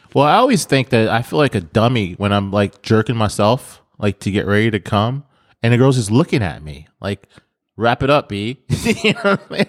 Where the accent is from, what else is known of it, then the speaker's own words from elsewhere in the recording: Detroit, Michigan, United States; moved away; I'm from Detroit